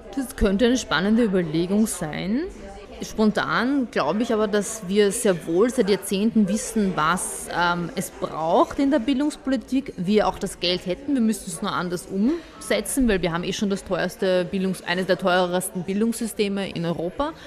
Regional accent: Vienna, Austria; also born or lived in Bosnia and Herzegovina; Ich bin ja auch, ich sehe mich ja auch als Wienerin. Wenn man fragt, wo bist du, woher kommst du, dann ist es für mich einfacher zu sagen Wienerin

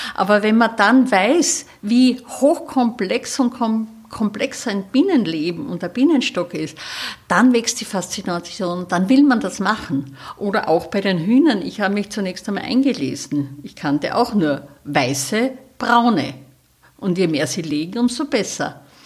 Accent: Styria, Austria; now in Salzburg, Austria; in der Steiermark, in meiner Heimat, in der, jetzt in der Südoststeiermark

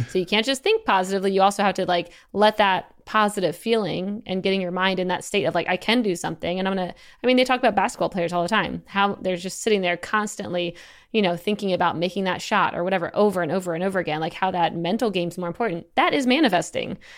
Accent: Eastern Shore, Maryland, United States; moved away as an adult; I'm from Eastern Shore, Maryland. I was trying to get off the Eastern Shore. Most of my family's all there.

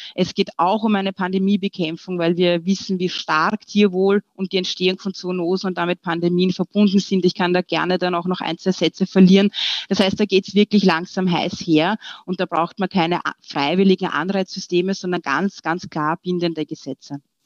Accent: Austria; wir sind ja bekannt als äh, Österreicher

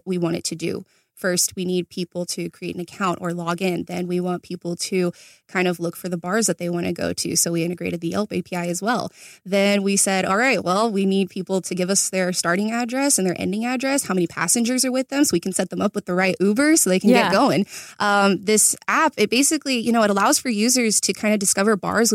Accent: Chino, California, United States; born and raised in Chino, California

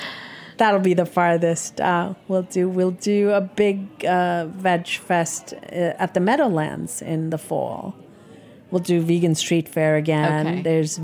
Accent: India; You know, I'm Indian. But that, it changes day to day, but that feeling stays, you know, that I am Indian.

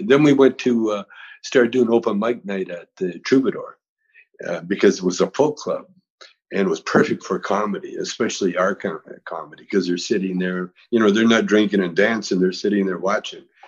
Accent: Vancouver, British Columbia, Canada; moved away as an adult; now in United States; We, we, used to sneak down to America from uh, Vancouver

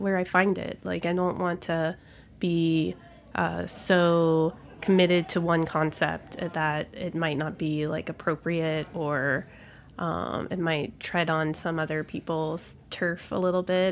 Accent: Gulf Coast, United States; also born or lived in Houston / San Francisco; now in New York, United States; I'm a Gulf Coaster by heart

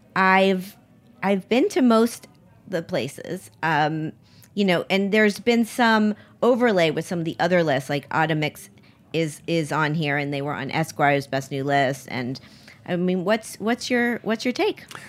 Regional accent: Miami, Florida, United States; I grew up in Miami

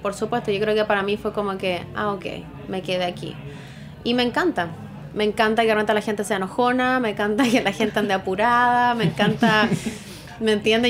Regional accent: Chile; also born or lived in Santiago / Australia; now in New York, United States

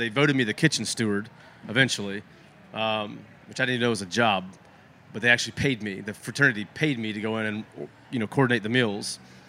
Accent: New Orleans, Louisiana, United States; also born or lived in Texas; But I grew up fishing in New Orleans, and grew up fishing in Texas.

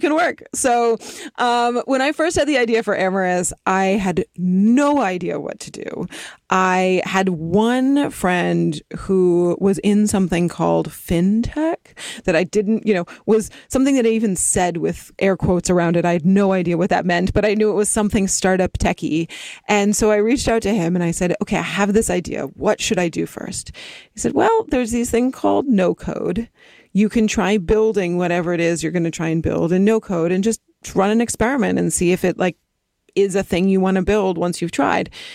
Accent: East Coast, United States; now in Los Angeles, United States; I grew up on the East Coast and then my family moved out to the West Coast and I moved down to L

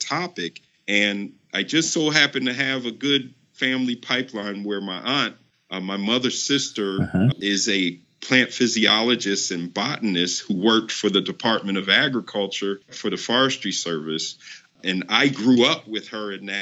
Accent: Nigeria; I'm Nigerian and I once played for the Nigerian national team in 1998

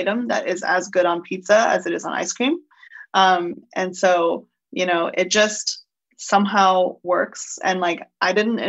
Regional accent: Chengdu, Sichuan, China; moved away; my hometown, Chengdu, which is the food capital of Sichuan.

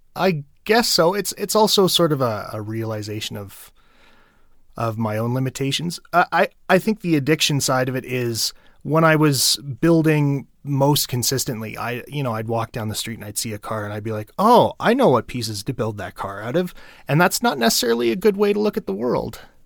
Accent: Ottawa, Ontario, Canada; in my hometown of Ottawa, Ontario

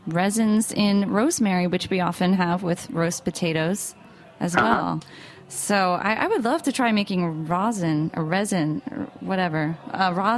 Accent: United States; I'm from New York, New Jersey

